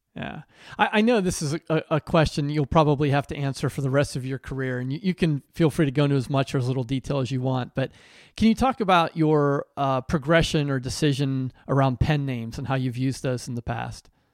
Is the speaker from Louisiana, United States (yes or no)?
no; Pennsylvania, United States; moved away; also born or lived in New Jersey; I was born and raised in Pennsylvania